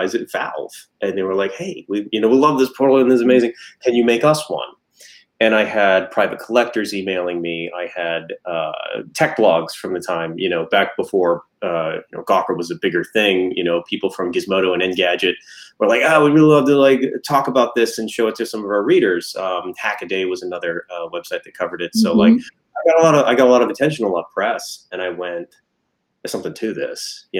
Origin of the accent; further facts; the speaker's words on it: Atlanta, Georgia, United States; we're from Atlanta